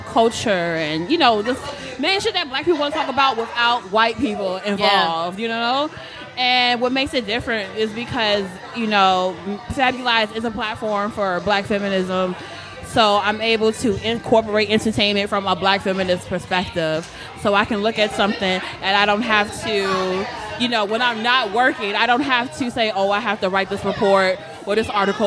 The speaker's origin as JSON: {"language": "English", "town": "Chicago", "region": "Illinois", "country": "United States", "moved": "as an adult", "lives_now": "Elizabeth, United States", "said": "I'm from Chicago, too"}